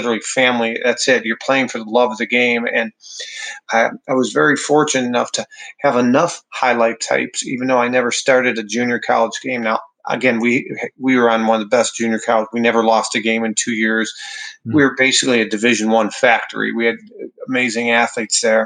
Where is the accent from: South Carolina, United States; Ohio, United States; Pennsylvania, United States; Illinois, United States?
Illinois, United States; Wheaton; I come from Wheaton, Illinois